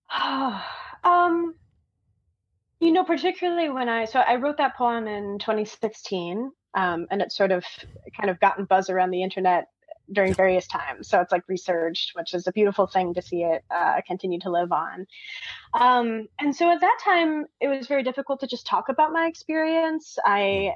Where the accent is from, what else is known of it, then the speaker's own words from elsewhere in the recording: Michigan, United States; moved away as an adult; now in Georgia, United States; I'm from the north originally. I'm from Michigan, which is like right okay. along the northern line of the U.S.